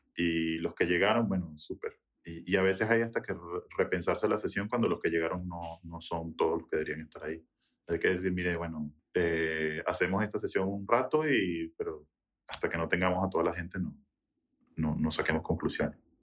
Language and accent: Spanish; Venezuela; now in United States; venezolano, nacido en Estados Unidos, pero 100% eh, venezolano